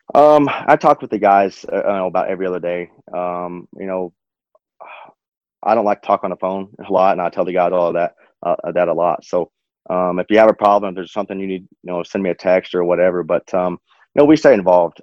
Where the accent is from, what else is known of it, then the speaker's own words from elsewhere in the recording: Odessa, Texas, United States; growing up in West Texas, racing's not huge